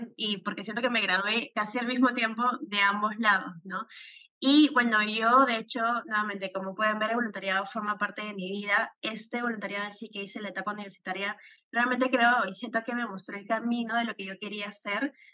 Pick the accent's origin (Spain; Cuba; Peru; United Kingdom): Peru; me considero una peruana eh, muy patriota